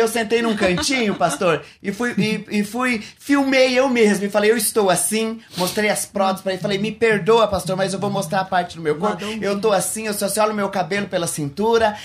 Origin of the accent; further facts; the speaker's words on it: Ubiratã, Paraná, Brazil; moved away; also born or lived in São Paulo; Eu sou de Ubiratã, Paraná